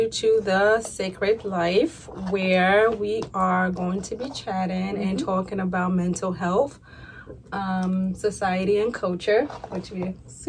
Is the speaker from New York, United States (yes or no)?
yes; New York, United States; moved away as an adult; also born or lived in Africa; now in Ohio, United States; I'm originally from New York.